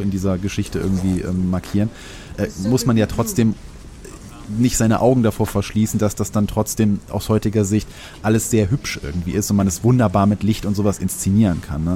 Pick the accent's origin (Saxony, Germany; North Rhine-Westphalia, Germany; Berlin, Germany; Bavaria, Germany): North Rhine-Westphalia, Germany; ich komme ja aus dem Rheinland und äh, unweit von mir ist das Neandertal